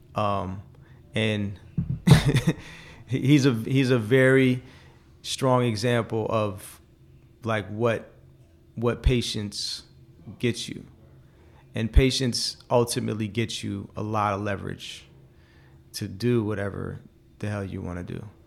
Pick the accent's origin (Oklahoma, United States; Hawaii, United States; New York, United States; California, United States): California, United States; Oakland; I'm from Oakland, and I don't like how Oakland is now